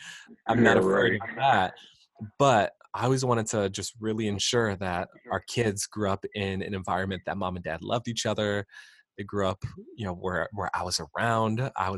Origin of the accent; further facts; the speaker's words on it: Queens, New York, United States; growing up in Queensbury, out in Queens Victoria's Grand, like, I love being able to ride bikes through the trails